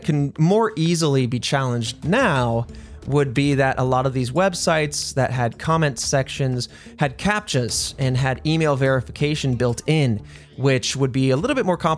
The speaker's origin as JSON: {"language": "English", "region": "Indiana", "country": "United States", "tie": "born or raised there", "said": "I grew up in Indiana"}